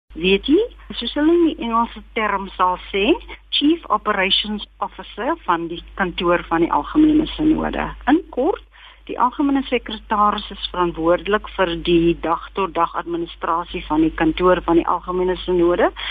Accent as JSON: {"language": "Afrikaans", "town": "Kimberley", "region": "Northern Cape", "country": "South Africa", "tie": "born or raised there", "said": "ek is gebore en grootgeword in Kimberley waar ek my skoolloopbaan voltooi"}